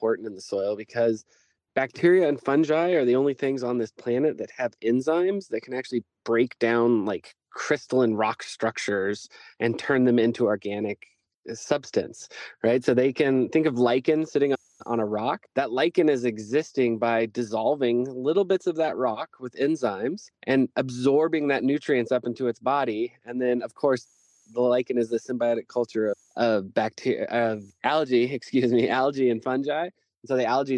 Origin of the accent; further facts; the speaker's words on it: Reno, Nevada, United States; moved away as an adult; now in Nevada City, United States; I grew up in the city. I grew up in Reno, and grew up my whole life there.